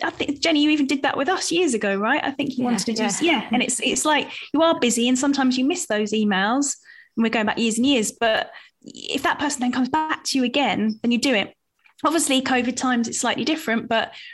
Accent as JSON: {"language": "English", "town": "Southend-on-Sea", "region": "East of England", "country": "United Kingdom", "tie": "born or raised there", "said": "I grew up in Southend and it is close to London"}